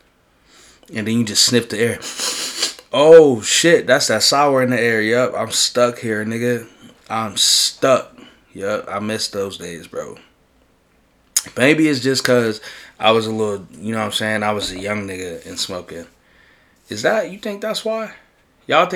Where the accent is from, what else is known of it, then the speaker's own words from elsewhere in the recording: New York City, New York, United States; I'm from in the Bronx. I'm from River Park Towers